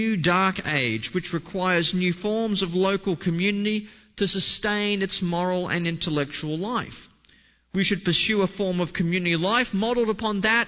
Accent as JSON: {"language": "English", "country": "Australia", "said": "my home country of Australia"}